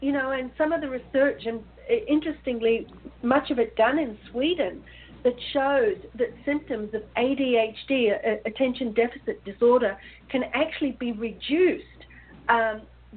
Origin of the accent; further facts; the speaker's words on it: Australia; moved away as an adult; also born or lived in New Zealand; growing up in Australia